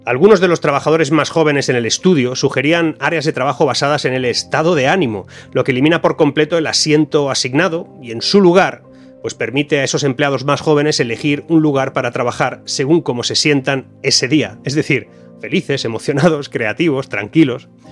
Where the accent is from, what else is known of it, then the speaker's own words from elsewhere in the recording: Spain; mi país